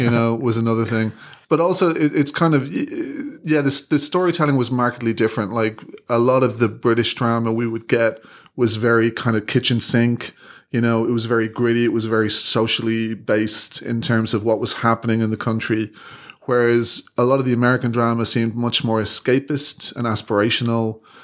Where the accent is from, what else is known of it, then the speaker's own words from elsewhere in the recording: Ireland; moved away as an adult; when I was growing up in Ireland